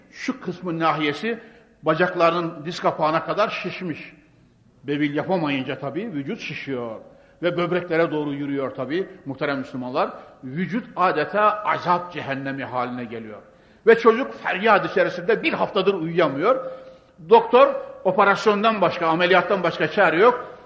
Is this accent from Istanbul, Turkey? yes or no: no; Konya, Turkey; ben Konyalıyım. Ne olsa Anadolu çocuğu